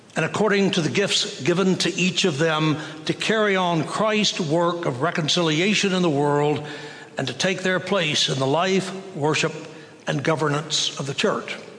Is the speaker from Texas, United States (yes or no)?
yes; Waco, Texas, United States; growing up in Waco